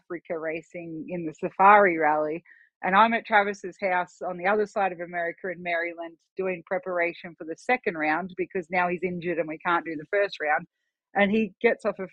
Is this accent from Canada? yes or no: no; Australia; moved away as an adult; now in Idaho, United States; I was obviously a citizen in Australia